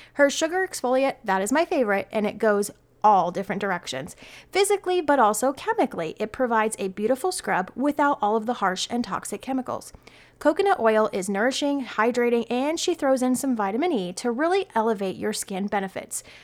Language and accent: English; Arizona, United States; my home state